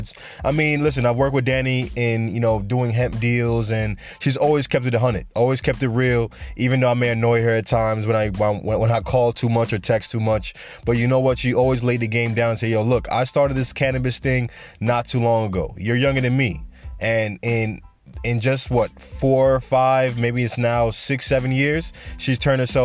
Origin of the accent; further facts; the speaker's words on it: New York City, New York, United States; now in Florida, United States; I'm from the Bronx